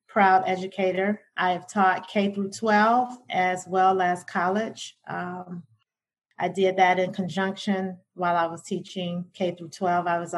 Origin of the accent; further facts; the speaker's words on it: Detroit, Michigan, United States; I'm a native Detroiter, born and raised in Detroit. East Side child.